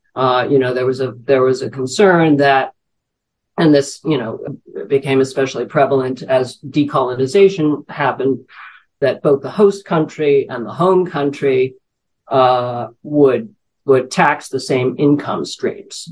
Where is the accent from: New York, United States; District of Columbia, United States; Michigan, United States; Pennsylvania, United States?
New York, United States; working as a financial journalist in New York, my hometown